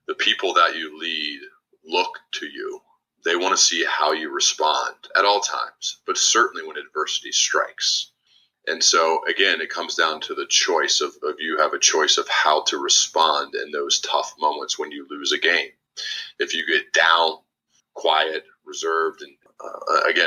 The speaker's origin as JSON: {"language": "English", "region": "Ohio", "country": "United States", "tie": "born or raised there", "also_born_or_lived": "Birmingham, Alabama", "moved": "as an adult", "said": "I'd lived in Ohio my whole life"}